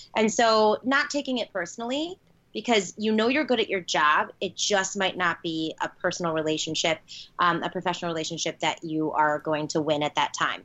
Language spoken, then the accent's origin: English; Chicago, Illinois, United States; born and bred in Chicago, one of the best cities in the world